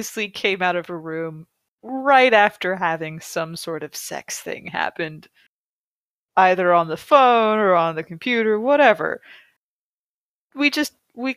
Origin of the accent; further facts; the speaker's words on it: United States; as an American